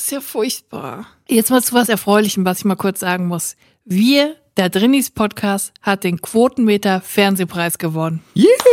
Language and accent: German; Siegerland, North Rhine-Westphalia, Germany; now in Cologne, Germany; Ich komm ja auch aus dem Siegerland und da ist so eine ganz verrückte Brotkultur